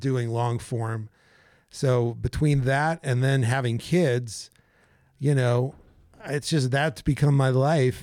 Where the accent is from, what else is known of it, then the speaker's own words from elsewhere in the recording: New York City, New York, United States; moved away as an adult; now in Bergen County, New Jersey, United States; I grew up in Manhattan